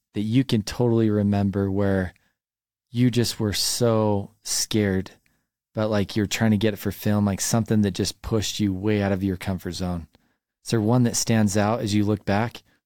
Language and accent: English; Highland, Utah, United States; I grew up in Highland